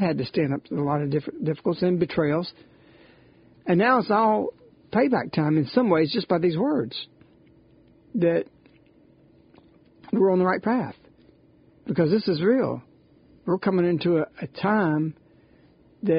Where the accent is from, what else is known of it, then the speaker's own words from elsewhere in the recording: United States; I'm glad I'm an American. I love my Italian roots